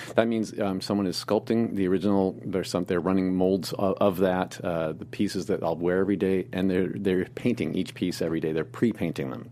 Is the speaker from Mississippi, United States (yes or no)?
no; Indianapolis, Indiana, United States; moved away as an adult; also born or lived in Muncie, Indiana / Hollywood; a boy growing up in the Midwest